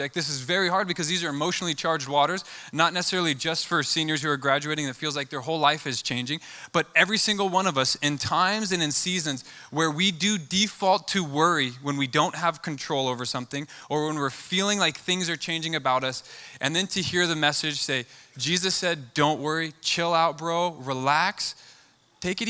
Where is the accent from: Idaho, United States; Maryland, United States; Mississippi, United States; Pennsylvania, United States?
Idaho, United States; Boise; I'm born and raised in Boise